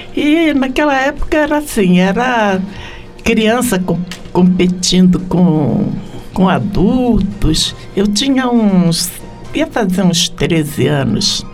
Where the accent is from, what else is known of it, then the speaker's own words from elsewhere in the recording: Rio de Janeiro, Brazil; also born or lived in Méier, Rio de Janeiro; now in São Paulo, Brazil; Eu fui criada na Água Santa